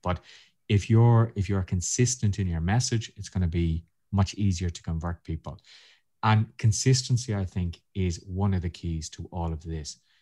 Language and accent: English; Ireland; being Irish